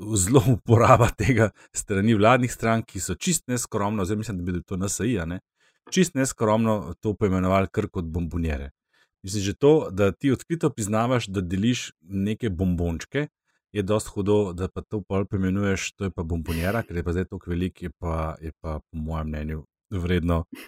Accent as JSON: {"language": "Slovenian", "country": "Slovenia", "said": "Slovenci smo se v polpretekli zgodovini večkrat izkazali kot ljubitelji uh, sodelovanja"}